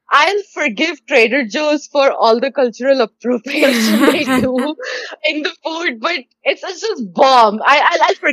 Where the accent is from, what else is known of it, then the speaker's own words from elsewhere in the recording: India; As an, as an Indian kid, dairy milk was like my go-to